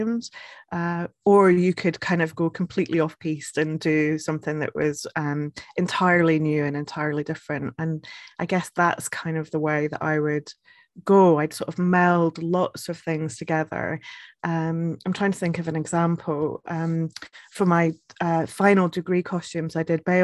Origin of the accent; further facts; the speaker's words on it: Scotland, United Kingdom; also born or lived in Edinburgh; now in Northumberland, United Kingdom; I am originally from Scotland